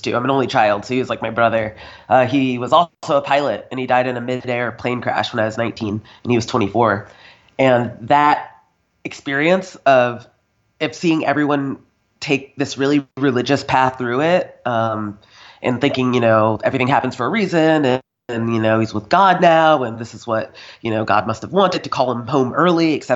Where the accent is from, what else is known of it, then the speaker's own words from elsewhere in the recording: North Carolina, United States; moved away as an adult; now in Scotland; I grew up in North Carolina, Southern Baptist